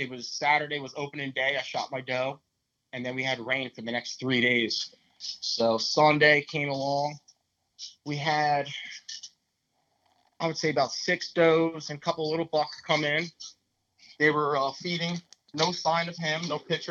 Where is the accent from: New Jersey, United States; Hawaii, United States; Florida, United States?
New Jersey, United States; I'm from New Jersey